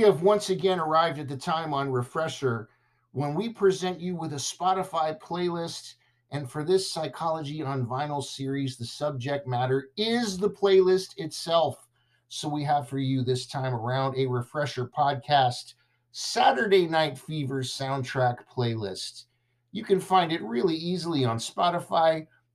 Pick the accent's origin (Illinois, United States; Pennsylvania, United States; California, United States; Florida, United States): California, United States; Southern; growing up in Southern California